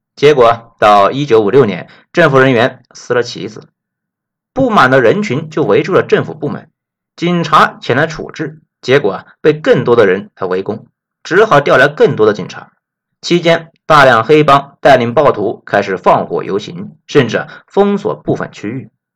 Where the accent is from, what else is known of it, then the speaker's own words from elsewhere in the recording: China; 作为内地人